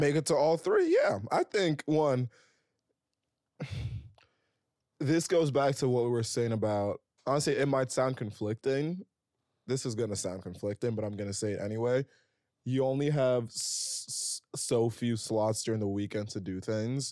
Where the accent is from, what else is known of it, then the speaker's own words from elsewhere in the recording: Princeton, New Jersey, United States; now in New York, United States; I grew up around the Princeton area